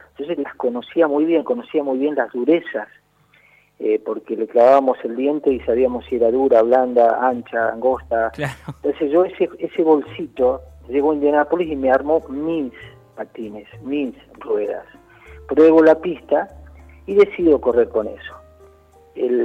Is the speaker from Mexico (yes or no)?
no; Argentina